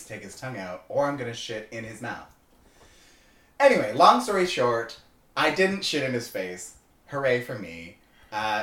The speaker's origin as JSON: {"language": "English", "country": "Canada", "tie": "born or raised there", "moved": "yes"}